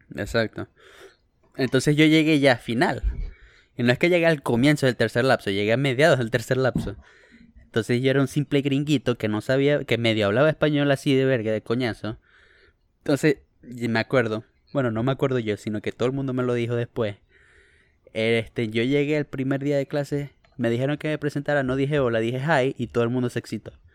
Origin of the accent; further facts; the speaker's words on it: Venezuela; moved away; also born or lived in Bakersfield, California, United States; Los, los cuatro somos venezolanos. No todos estamos en Venezuela.